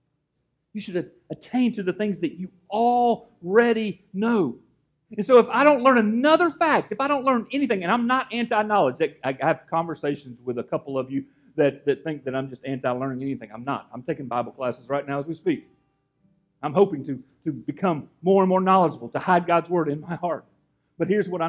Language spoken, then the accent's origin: English; Gainesville, United States; moved away; that's where Amanda and I are from, that area